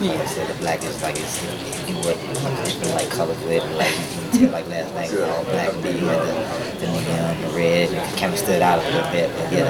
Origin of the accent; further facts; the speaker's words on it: Mississippi, United States; And Mississippi is the state I'm from.